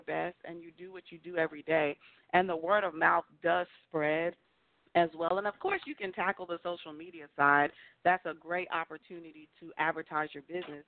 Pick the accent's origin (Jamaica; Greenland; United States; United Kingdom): United States; Long Island, New York; also born or lived in New Jersey; now in Charlotte, United States; I'm originally from Long Island, New York. Then I moved to New Jersey, and then now I'm in Charlotte, North Carolina.